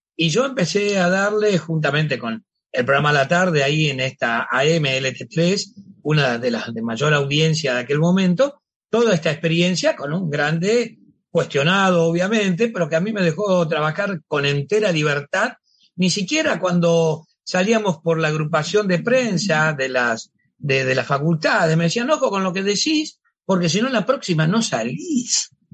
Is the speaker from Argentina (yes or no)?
yes; Cañada de Gómez, Santa Fe, Argentina; now in Rosario, Argentina; mi pueblo donde estudié, donde vivía, que era Cañada de Gómez